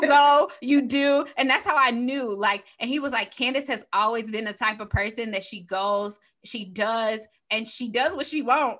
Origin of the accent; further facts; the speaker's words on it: Chicago, Illinois, United States; moved away as an adult; also born or lived in Saint Louis; I'm from Chicago, so transitioning from Chicago to Saint Louis